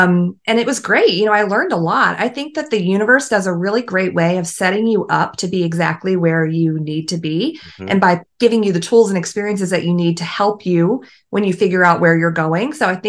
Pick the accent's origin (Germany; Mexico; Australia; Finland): Germany; born there; So I was born in Germany. My dad was in the army. So I was an American born abroad. And I had that like military child upbringing where we moved every couple of years or so.